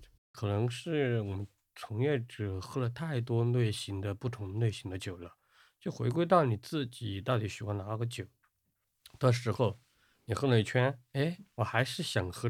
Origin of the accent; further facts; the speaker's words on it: Chengdu, Sichuan, China; 它很像我们成都人就吃块腊肉拌一个笋子那种感觉。